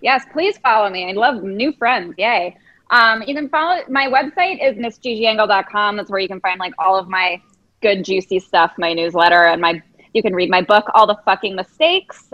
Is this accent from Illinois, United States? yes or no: yes; Chicago, Illinois, United States; now in London, United Kingdom; I'm from Chicago